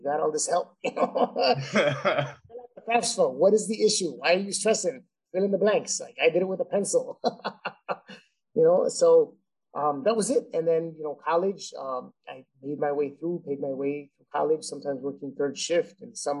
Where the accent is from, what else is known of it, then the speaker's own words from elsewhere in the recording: Chicago, Illinois, United States; And I grew up around 26th Street in Little Village. I will forever be from Little Village, you know. Mm-hmm. I live a little more south and a little more west now, but I still say I'm from Little Village in 26th Street.